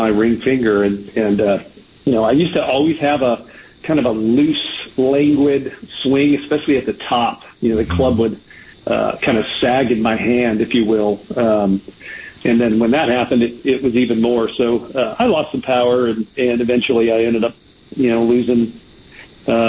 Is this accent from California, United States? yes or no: yes; Southern California, United States; now in Flower Mound, United States; I grew up in Southern Cal